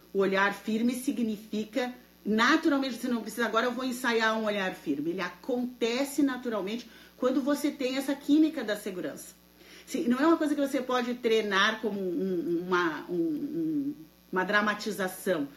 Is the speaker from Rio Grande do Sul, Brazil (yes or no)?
yes; Santa Maria, Rio Grande do Sul, Brazil; now in United States; boa noite de Santa Maria, boa noite, minha terra natal